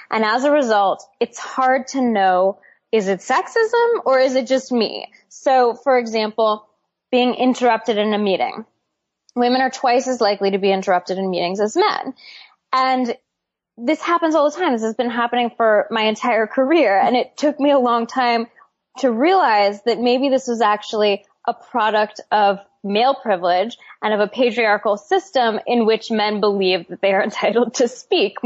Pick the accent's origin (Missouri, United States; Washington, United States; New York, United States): Washington, United States; Seattle; I grew up in Seattle